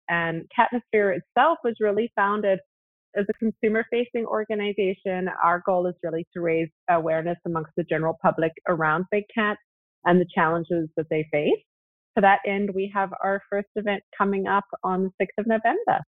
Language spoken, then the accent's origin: English; South Africa; also born or lived in Zimbabwe; I actually was born in Zimbabwe and grew up in South Africa